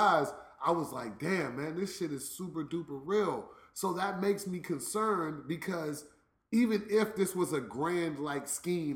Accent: Washington, District of Columbia, United States; I'm from D.C.

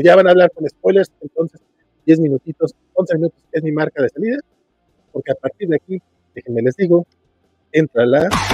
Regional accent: Mexico; acá como mexicano

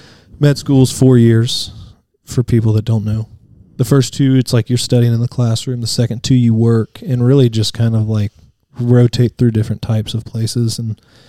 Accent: Vestavia Hills, Alabama, United States; I grew up in Vestavia Hills.

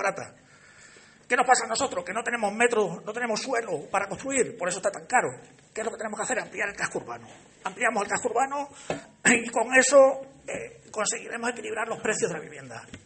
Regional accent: Alange, Extremadura, Spain; Mi pueblo es el más bonito.

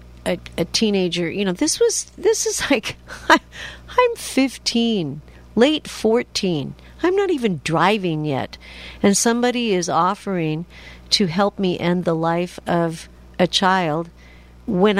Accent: Washington, United States; I'm from Washington State

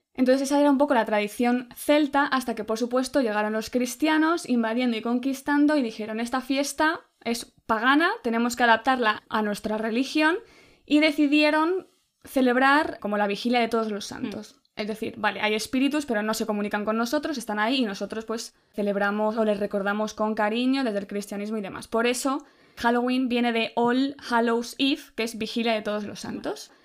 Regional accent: Spain

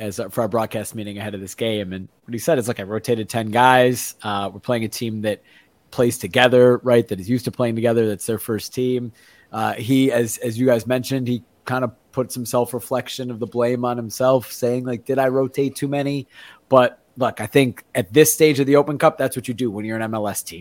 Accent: Evanston, Illinois, United States; moved away as an adult; now in Portland, United States; born and raised in Evanston, Illinois, right outside of Chicago. Been in Portland and Oregon now for over a decade

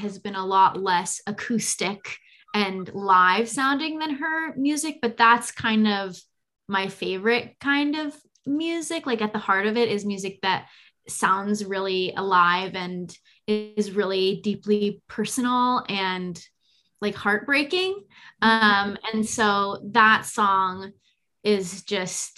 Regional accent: Bay Area, California, United States; I'm from the Bay Area and live here now

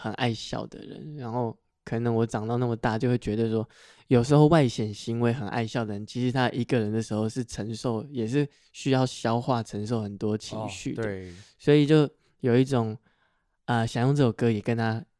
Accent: Miaoli, Miaoli County, Taiwan; first language Hakka; 因为它就是我从小到大生长环境会讲的话。它就是我很自然会蹦出来的客家话

